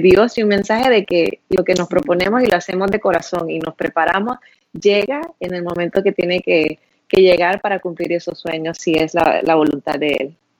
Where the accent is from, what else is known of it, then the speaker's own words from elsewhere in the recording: Honduras; moved away as an adult; yo soy de Honduras, crecí en Honduras, me gradué de la high school en Honduras